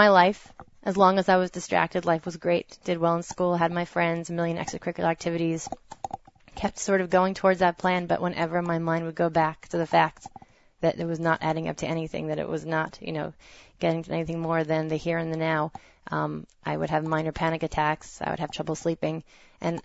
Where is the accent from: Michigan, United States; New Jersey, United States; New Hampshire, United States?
New Jersey, United States; I grew up in New Jersey, raised as a proud conservative Jew